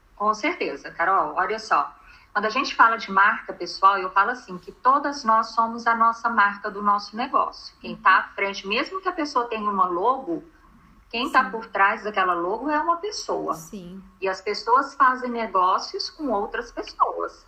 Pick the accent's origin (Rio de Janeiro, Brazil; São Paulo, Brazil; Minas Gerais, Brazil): Minas Gerais, Brazil; eu sou mineira